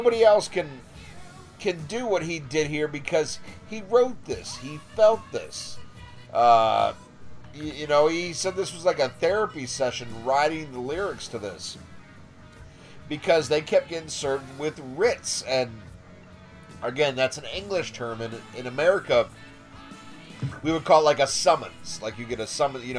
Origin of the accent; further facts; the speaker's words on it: United States; I'm American